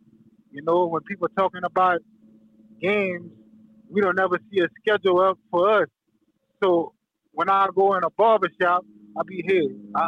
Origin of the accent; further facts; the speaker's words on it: St. Martinville, Louisiana, United States; now in Lafayette, United States; I'm from St. Martinville.